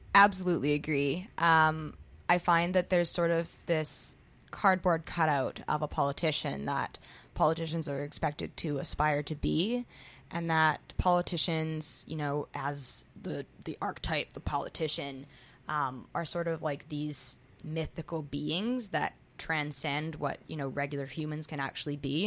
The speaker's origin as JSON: {"language": "English", "town": "Squamish", "region": "British Columbia", "country": "Canada", "tie": "born or raised there", "moved": "as an adult", "lives_now": "Vancouver, Canada", "said": "I was born here in the Riding, but I moved to Squamish when I was about five. I grew up in Squamish, uh, went to school there, and then moved back here um, when I was 18 to go to school"}